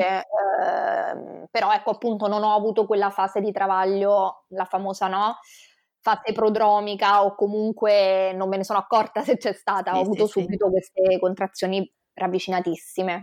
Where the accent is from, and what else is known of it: Rome, Lazio, Italy; born or raised there; moved away as an adult; now in Venice, Italy